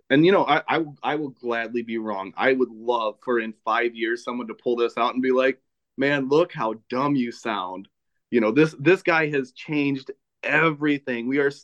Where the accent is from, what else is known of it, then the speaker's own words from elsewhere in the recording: 2 hours outside of Chicago, Illinois, United States; now in Chicago, United States; I grew up 2 hours outside of Chicago.